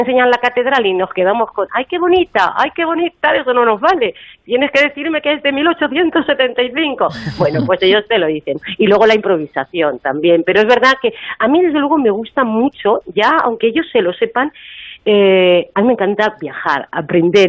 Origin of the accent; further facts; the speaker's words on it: Madrid, Community of Madrid, Spain; yo soy de Madrid